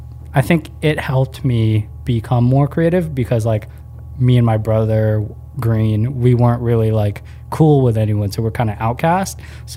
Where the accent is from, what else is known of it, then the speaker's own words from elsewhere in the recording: Philippines; We're pretty fair-skinned for being Filipino, and in the Philippines, everyone's pretty brown.